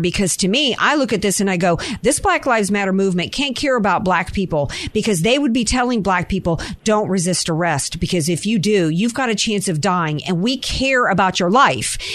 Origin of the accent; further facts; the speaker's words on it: the South, United States; I grew up in the South where where boys used to roll up in their trucks with loaded gun racks in the back.